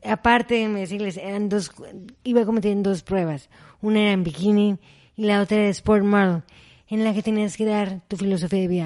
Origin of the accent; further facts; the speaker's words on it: Mexico; fui la primera mexicana en competir en esa competencia